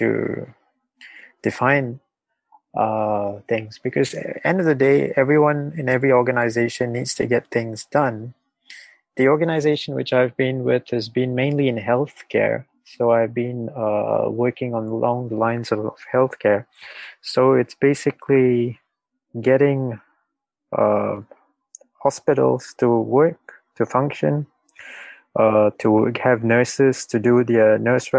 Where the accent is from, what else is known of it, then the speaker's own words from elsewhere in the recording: Singapore; I'm from Singapore.